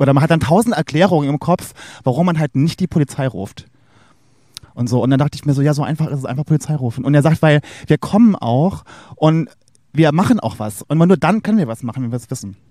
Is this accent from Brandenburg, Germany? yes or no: no; Saarland, Germany; now in Berlin, Germany; im Saarland, wo ich herkomme oder hier in Berlin